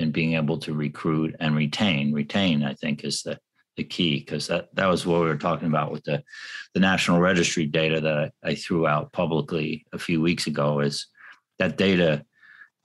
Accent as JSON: {"language": "English", "town": "New York City", "region": "New York", "country": "United States", "moved": "yes", "said": "I come from New York City"}